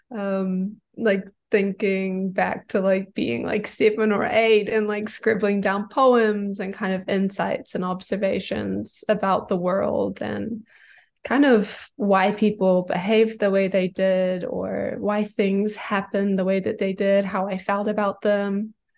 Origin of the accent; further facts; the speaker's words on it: New Zealand; moved away as an adult; I kind of moved away from my hometown in New Zealand, which is where I'm originally from